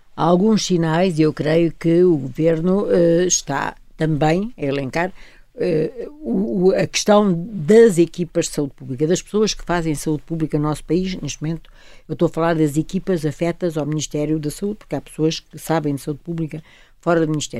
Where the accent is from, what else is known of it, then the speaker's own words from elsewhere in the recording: Portugal; sinto-me orgulhosa como portuguesa